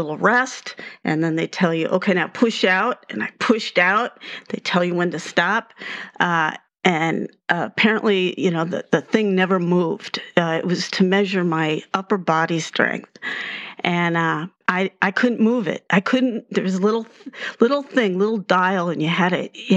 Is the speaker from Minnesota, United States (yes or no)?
yes; White Bear Lake, Minnesota, United States; accent: Minnesota; moved away as an adult; also born or lived in Baltimore / St. Louis; growing up in Wiper Lake, you know, going to the big city was taking a drive downtown St. Paul